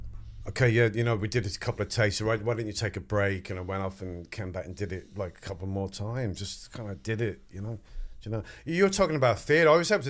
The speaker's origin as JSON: {"language": "English", "town": "Wexford", "region": "Leinster", "country": "Ireland", "tie": "born or raised there", "accent": "English", "said": "because I have an English accent, but I was brought up in Wexford, so I was telling him, you know, I'm from Wexford"}